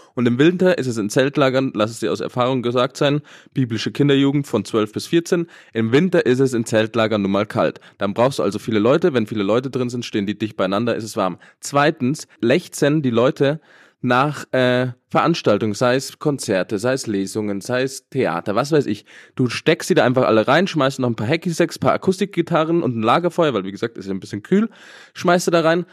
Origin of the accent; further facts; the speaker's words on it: Germany; wir Deutschen